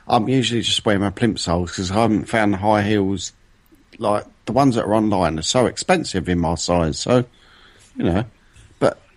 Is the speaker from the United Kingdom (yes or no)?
yes; London, United Kingdom; I'm not from bloody France. I'm from London.